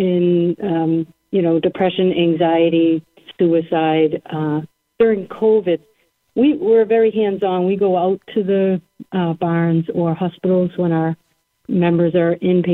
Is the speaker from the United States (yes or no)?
yes; Salem, Massachusetts, United States; my hometown, Salem, Mass